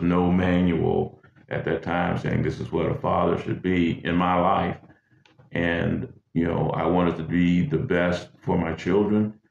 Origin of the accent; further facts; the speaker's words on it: Greenwood, Mississippi, United States; moved away as an adult; also born or lived in Hopkinsville, Kentucky; I'm from Greenwood, Mississippi. Originally born there, raised there until I enlisted in the military